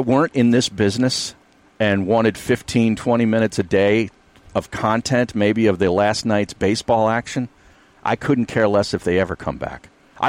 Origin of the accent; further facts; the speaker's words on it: Berks County, Pennsylvania, United States; now in Philadelphia, United States; I grew up in Berks County.